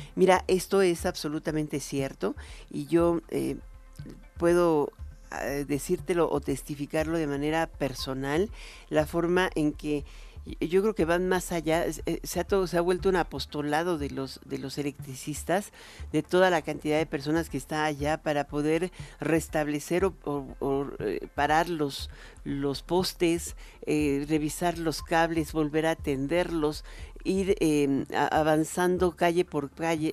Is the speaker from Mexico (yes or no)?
yes; Mexico; nosotros somos mexicanos